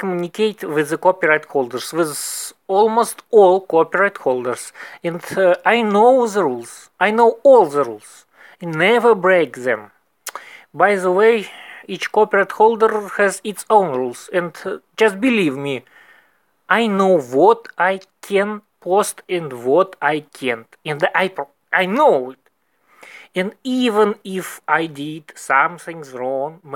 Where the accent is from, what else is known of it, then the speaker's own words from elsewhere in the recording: Moscow, Russia; English is a second language; I'm from Moscow